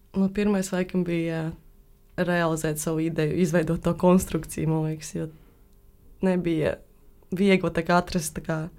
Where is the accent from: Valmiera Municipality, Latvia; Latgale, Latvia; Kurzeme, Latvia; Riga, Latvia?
Valmiera Municipality, Latvia; Valmiera; es esmu no Valmieras